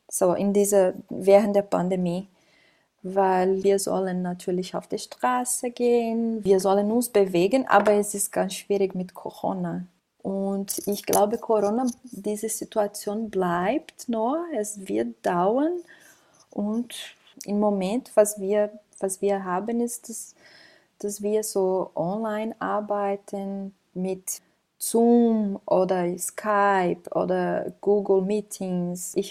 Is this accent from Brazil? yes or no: yes; Brazil; now in Austria; Ich komme aus Brasilien. Ich lebe hier in Europa seit drei Jahren